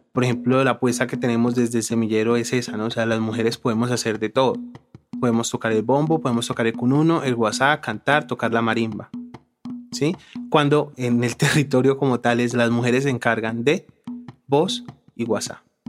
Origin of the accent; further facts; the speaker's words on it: Palmira, Valle del Cauca, Colombia; also born or lived in Tolima; mi papá se vino como unos días para Palmira y mi mamá dijo como no, me voy, me voy, me voy, me voy. Llegué cuando tenía un mes de nacida